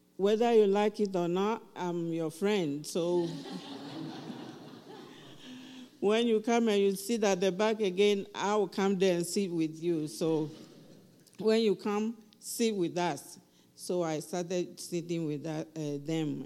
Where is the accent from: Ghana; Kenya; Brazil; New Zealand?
Ghana; now in Highlands Ranch, United States; I'm from Ghana